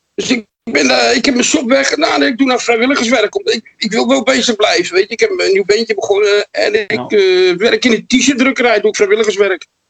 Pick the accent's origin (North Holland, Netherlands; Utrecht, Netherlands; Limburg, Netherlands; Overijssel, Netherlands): North Holland, Netherlands; Amsterdam; bij ons in Amsterdam